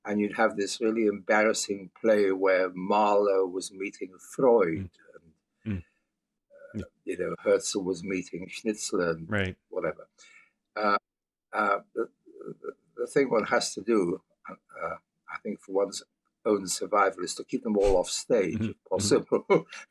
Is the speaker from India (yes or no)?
no; United Kingdom; also born or lived in Czech Republic; I got to the UK when I was 8. And, you know, by the time I was 18, I was about as English as anybody